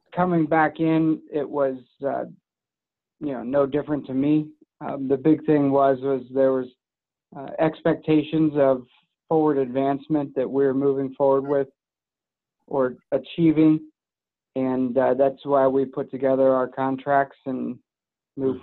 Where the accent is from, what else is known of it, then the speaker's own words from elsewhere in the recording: Madeira, Ohio, United States; I grew up here in Madeira, uh, where our office is now, and where I live now.